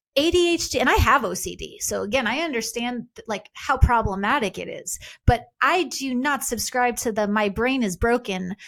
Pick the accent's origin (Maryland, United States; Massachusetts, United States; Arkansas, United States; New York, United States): New York, United States; Long Island; I was raised Jewish on Long Island